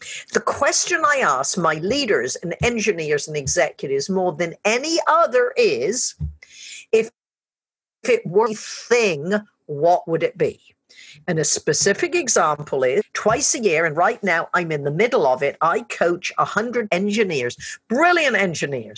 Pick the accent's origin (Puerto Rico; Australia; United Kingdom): United Kingdom; I'm British as well.